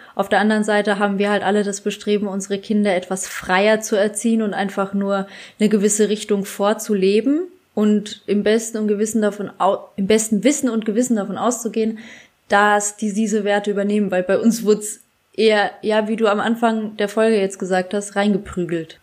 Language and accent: German; Bad Kissingen, Bavaria, Germany; in Bad Kissingen, wo ich herkomme, in der Stadt